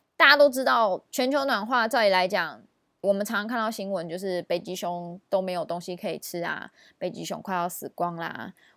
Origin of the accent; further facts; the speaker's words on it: Taiwan; 我们台湾人